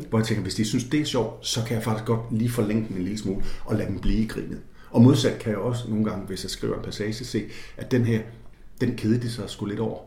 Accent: Jutland, Denmark; Og jeg voksede op et sted i Jylland

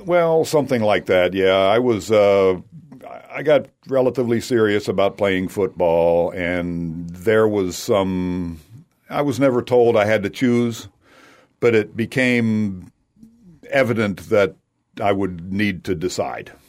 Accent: United States; also born or lived in West Kentucky / Tennessee; a musical background was basically growing up in Tennessee and Kentucky

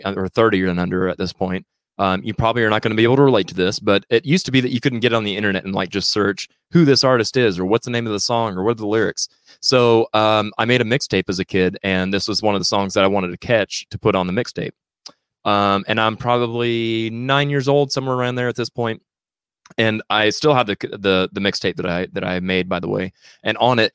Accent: United States; as an English-speaking American

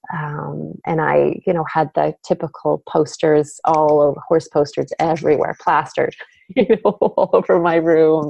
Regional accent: Vancouver, British Columbia, Canada; now in Cowichan Valley, Canada; I grew up actually in Vancouver, so on the Lower Mainland in uh, in BC, British Columbia

